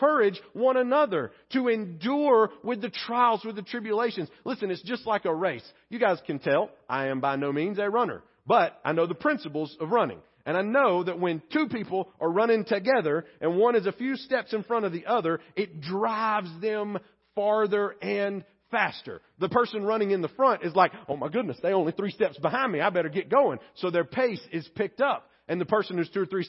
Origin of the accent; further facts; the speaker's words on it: Pleasant Grove, United States; my home church where I grew up in Pleasant Grove